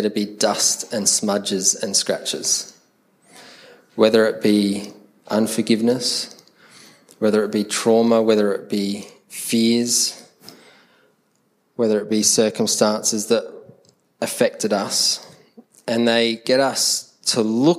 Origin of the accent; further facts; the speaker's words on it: Adelaide, South Australia, Australia; accent: Adelaide; Because the Adelaide accent sounds very English. We're very proper and posh in the way that we speak.